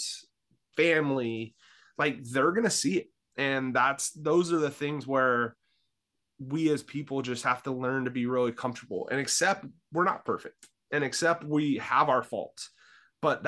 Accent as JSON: {"language": "English", "town": "Vallejo", "region": "California", "country": "United States", "tie": "born or raised there", "moved": "as an adult", "lives_now": "Newberg, United States", "said": "I grew up in Northern California in the Bay Area, in Vallejo, California"}